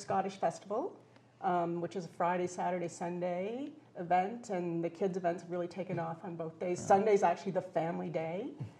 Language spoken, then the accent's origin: English; Dashwood, Ontario, Canada; also born or lived in Vancouver, British Columbia; now in Kincardine, Canada; I'm originally from Dashwood, which is about an hour and a half south of here, small town. And I moved out to BC, to Vancouver, went to art school and all that. Stayed out there for almost 20 years. And then came home